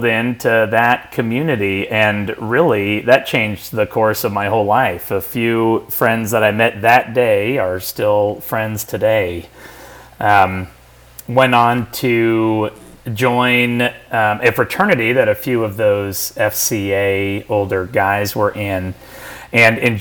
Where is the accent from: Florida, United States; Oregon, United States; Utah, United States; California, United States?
California, United States; San Francisco Bay Area; I grew up here in the San Francisco Bay Area